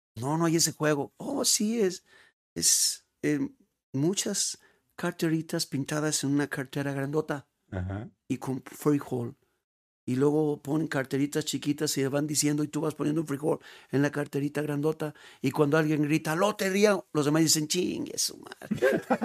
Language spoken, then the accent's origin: Spanish; Mexico; also born or lived in León / Guadalajara; es gratificante para uno como mexicano decir, vámonos